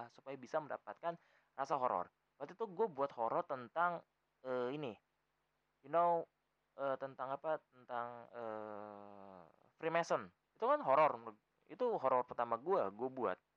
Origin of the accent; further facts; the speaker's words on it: Jakarta, Indonesia; accent: Betawi; karena gue orang Betawi kan ngomongnya kayak nyablak nyablak tuh adalah salah satu spesimen